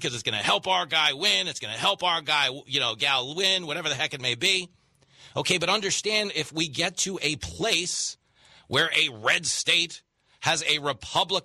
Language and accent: English; Levittown, New York, United States; I grew up in Levittown, New York, which was the biggest World War II settlement